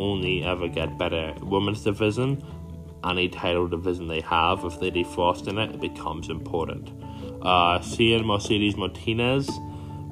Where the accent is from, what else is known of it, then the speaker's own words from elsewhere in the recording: Ireland; I'm an Irish man